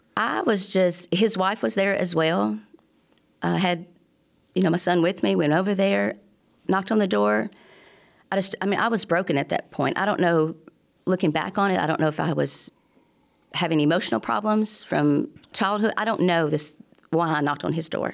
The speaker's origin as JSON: {"language": "English", "town": "Tuscumbia", "region": "Alabama", "country": "United States", "tie": "born or raised there", "also_born_or_lived": "Chicago, Illinois", "said": "I grew up in Tuscany, Alabama"}